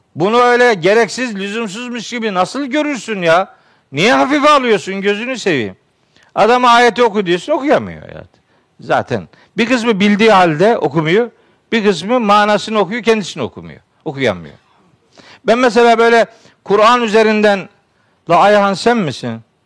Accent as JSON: {"language": "Turkish", "region": "Trabzon", "country": "Turkey", "said": "Elhamdülillah, Trabzonluyum"}